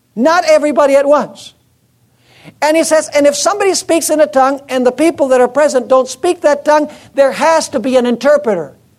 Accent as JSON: {"language": "English", "country": "United States", "said": "I'm American too."}